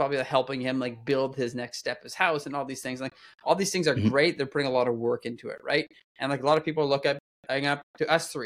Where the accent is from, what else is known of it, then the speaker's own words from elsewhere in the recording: Canada; I'm French Canadian, donc si vous voulez parler en français avec moi, je parle très bien